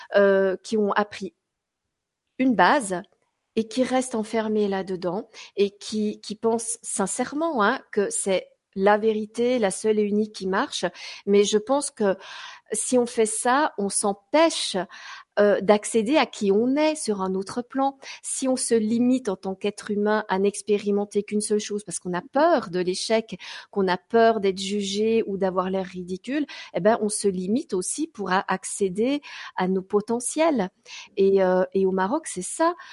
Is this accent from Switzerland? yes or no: yes; Switzerland; je suis suissesse